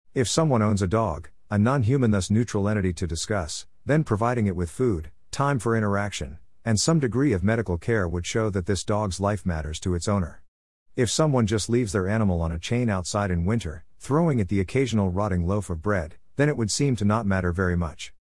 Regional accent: America's Rust Belt, United States; As a lad of America's Rust Belt

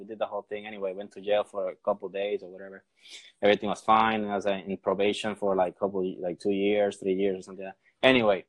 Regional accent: Puerto Rico; first language Spanish; English is a second language; But my first language is Spanish.

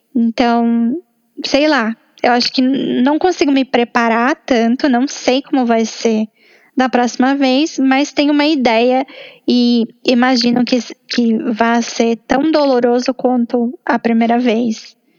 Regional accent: São Paulo, Brazil; moved away as an adult; na minha cidade natal, depois de um ano fora

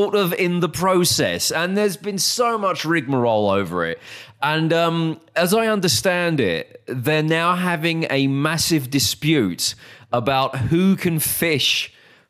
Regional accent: United Kingdom; I'm a Brit

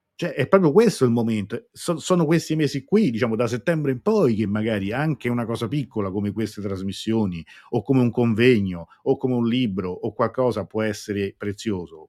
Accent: Italy; qua a casa mia, nel mio paese

